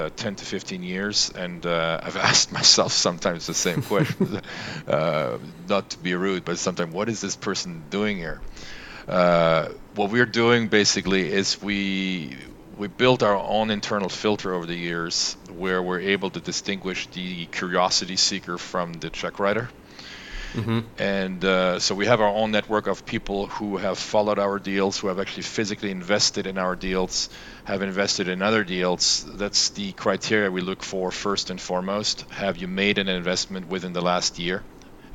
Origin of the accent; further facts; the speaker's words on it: France; moved away as an adult; also born or lived in Los Angeles, United States; I was born and raised in France, half French, half German upbringing